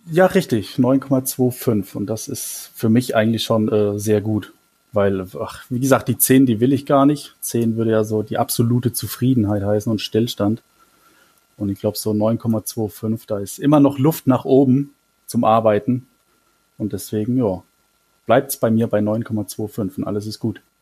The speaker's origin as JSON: {"language": "German", "town": "Mannheim", "region": "Baden-Württemberg", "country": "Germany", "tie": "born or raised there", "lives_now": "Brühl, Germany", "said": "ich komme aus Mannheim gebürtig, ich bin auch in einem, in einem Stadtteil von Mannheim groß geworden"}